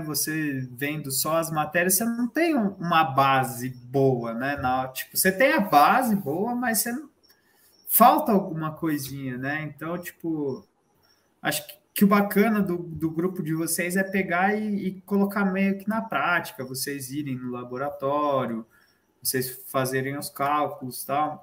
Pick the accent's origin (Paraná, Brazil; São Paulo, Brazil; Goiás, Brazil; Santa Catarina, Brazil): São Paulo, Brazil; a gente é de São Paulo